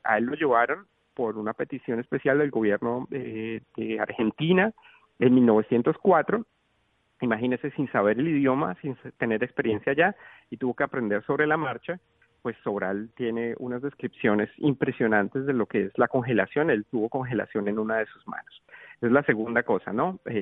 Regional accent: Colombia; yo vengo de un país tropical, yo vengo de Colombia, yo nací y crecí en Colombia

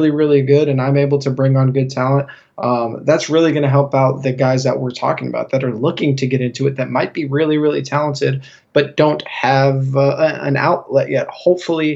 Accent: Northern California, United States; moved away as an adult; now in San Diego, United States; I grew up in Northern California

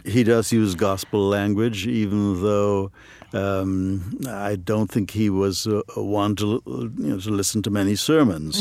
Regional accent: Trinidad & Tobago; moved away as an adult; also born or lived in Ohio, United States; now in United States; I grew up in Trinidad and Tobago

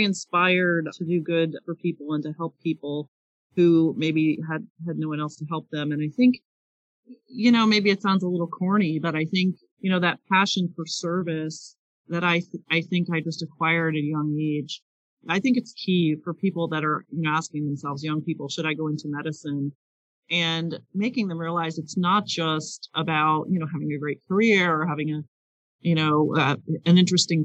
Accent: Pennsylvania, United States; my home state in Pennsylvania

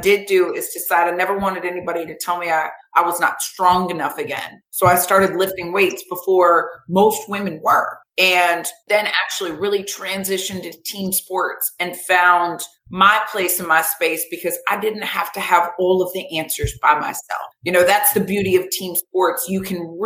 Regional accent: Vero Beach, Florida, United States; I grew up in Vero Beach, Florida

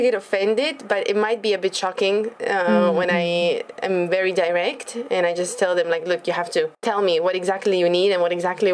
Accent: Slovakia; moved away as an adult; also born or lived in Kyoto, Japan; now in Tokyo, Japan; I come from Slovakia

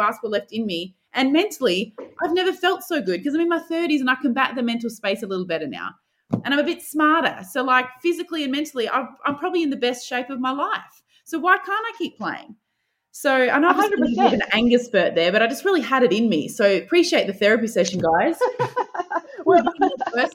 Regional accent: Adelaide, South Australia, Australia; I grew up in Adelaide

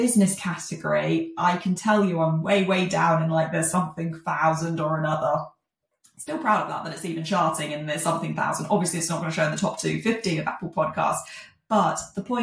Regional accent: Jersey; I'm from Jersey

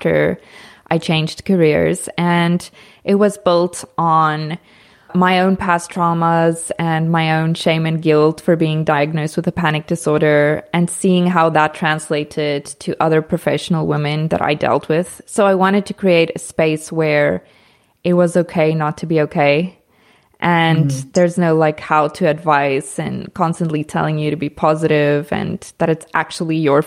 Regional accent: South Africa; moved away as an adult; now in Portugal; I'm South African, but I live in Portugal

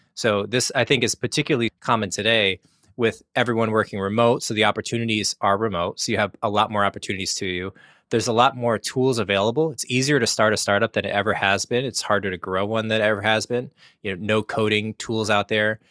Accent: Connecticut, United States; moved away as an adult; also born or lived in Singapore; I grew up in Connecticut, went to school for mechanical engineering, and then I moved to Singapore

